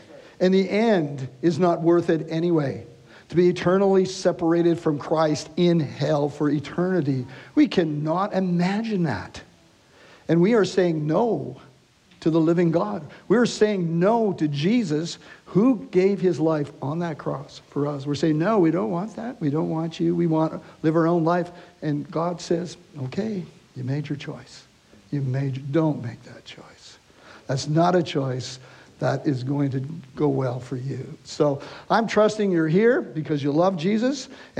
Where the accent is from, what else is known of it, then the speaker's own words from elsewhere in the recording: Canada; we're from Canada, so to get into to your country, we have to have a passport to get here.